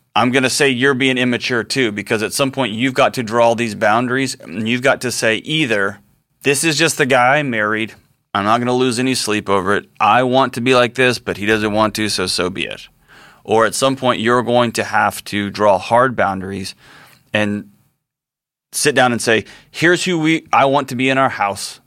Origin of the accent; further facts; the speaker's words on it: Texas, United States; I'm a Texan. I grew up around guns